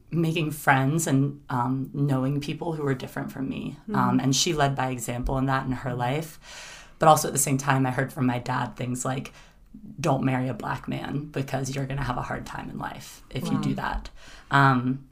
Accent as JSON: {"language": "English", "region": "South Carolina", "country": "United States", "tie": "born or raised there", "said": "I grew up in South Carolina."}